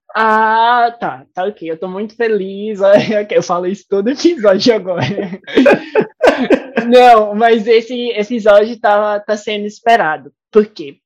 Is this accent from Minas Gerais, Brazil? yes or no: no; Recife, Pernambuco, Brazil; moved away; also born or lived in Goiás; de onde eu vim, né? Do meu país, Recife